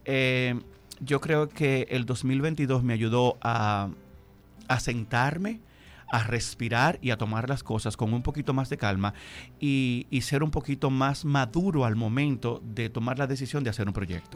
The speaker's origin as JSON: {"language": "Spanish", "town": "Bajos de Haina", "region": "San Cristóbal", "country": "Dominican Republic", "also_born_or_lived": "Distrito Nacional", "moved": "yes", "said": "yo soy de un municipio de San Cristóbal, yo soy de Jaina"}